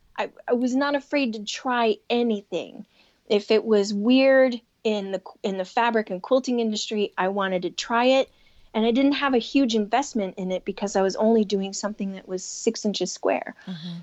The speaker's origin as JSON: {"language": "English", "town": "Chicago", "region": "Illinois", "country": "United States", "tie": "born or raised there", "said": "Growing up in Chicago"}